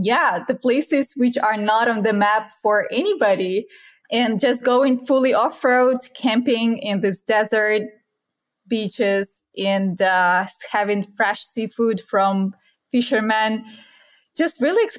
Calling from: Dominican Republic; I'm joining in from the Dominican Republic, and I'm having my Argentinian Malbec today.

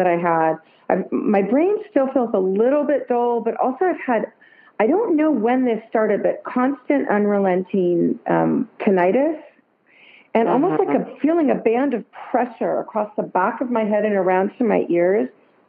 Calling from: Santa Cruz, California, United States; I'm calling in from Santa Cruz, California.

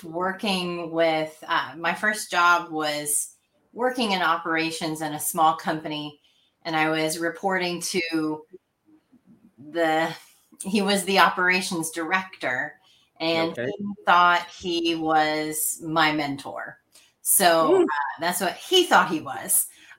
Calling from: Nashville, Tennessee, United States; Nashville, Tennessee.

